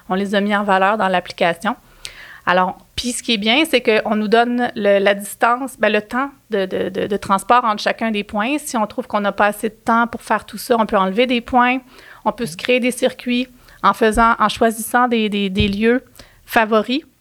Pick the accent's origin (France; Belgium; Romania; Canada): Canada; Quebec; on s'assure justement de soutenir une façon de produire qui correspond à nos valeurs en tant que Québécois, je pense.